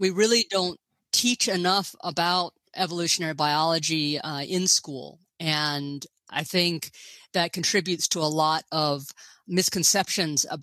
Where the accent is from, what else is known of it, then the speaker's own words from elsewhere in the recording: Gainesville, Florida, United States; moved away as an adult; also born or lived in Princeton / Paris / Chicago; I grew up in Gainesville, Florida, home of the Fighting Gators.